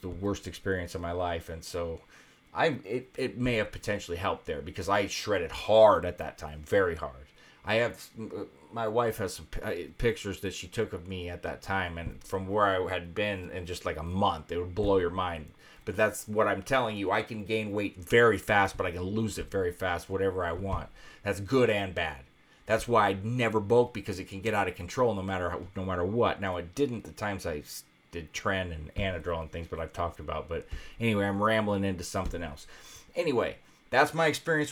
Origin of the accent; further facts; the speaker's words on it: Iowa, United States; now in Las Vegas, United States; I'm from Iowa originally and used to the winter brutality